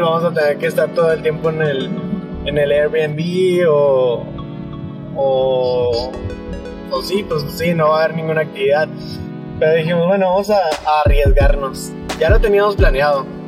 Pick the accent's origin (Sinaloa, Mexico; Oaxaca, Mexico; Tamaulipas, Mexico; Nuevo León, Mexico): Nuevo León, Mexico; Monterrey; Somos de Monterrey